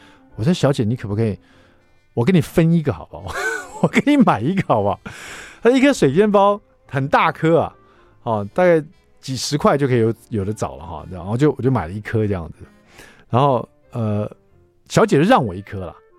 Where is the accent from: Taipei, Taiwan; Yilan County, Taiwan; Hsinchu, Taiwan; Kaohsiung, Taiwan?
Hsinchu, Taiwan; 我们也是新竹来的啊，你们也是新竹来的？新竹是美食沙漠，是不是？